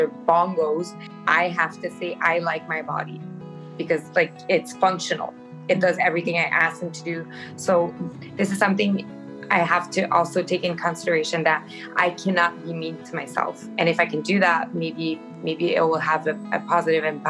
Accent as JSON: {"language": "English", "town": "Rivière-du-Loup", "region": "Quebec", "country": "Canada", "tie": "born or raised there", "said": "I started working in a clothing store back in my hometown in Rivière-du-Loup"}